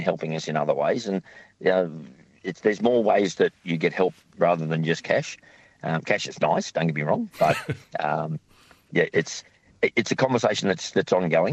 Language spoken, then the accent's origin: English; Sydney, New South Wales, Australia; now in Tasmania, Australia; I grew up in Sydney.